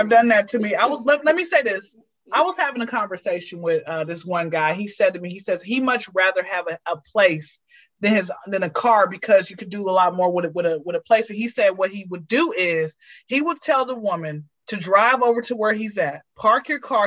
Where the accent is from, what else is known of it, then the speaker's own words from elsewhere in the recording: Atlanta, Georgia, United States; I'm from Atlanta. I've been here since I was zero